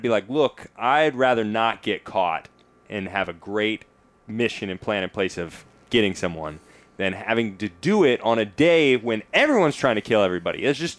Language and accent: English; Nashville, Tennessee, United States; I grew up in Tennessee, so it's generally a bit cold. You sometimes get snow.